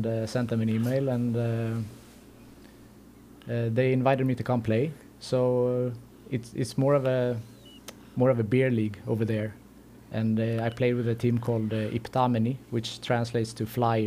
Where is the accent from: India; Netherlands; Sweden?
Sweden; Gothenburg, Västra Götaland; moved away as an adult; also born or lived in Greece; born and raised in Sweden, and grew up in Göteborg, Gothenburg